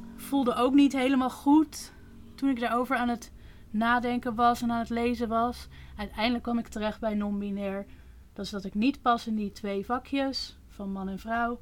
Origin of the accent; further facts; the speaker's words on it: Netherlands; ik ben opgegroeid in Nederland